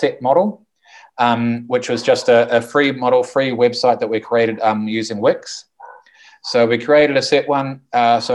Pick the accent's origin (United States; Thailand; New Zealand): New Zealand; also born or lived in Zona Cafetera, Colombia; now in Colombia; I'm a Kiwi who from New Zealand, who lives in the paradise, which we call the Zona Cafetera in Colombia.